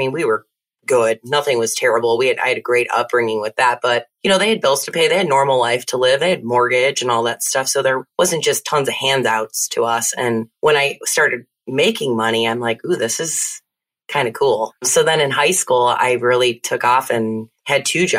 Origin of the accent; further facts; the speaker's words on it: Naperville, Illinois, United States; moved away as an adult; now in Texas, United States; I grew up in Naperville, Illinois.